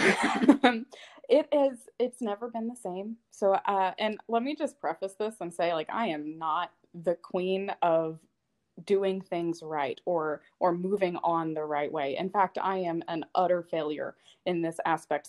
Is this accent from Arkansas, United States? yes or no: yes; Arkansas, United States; I grew up in Arkansas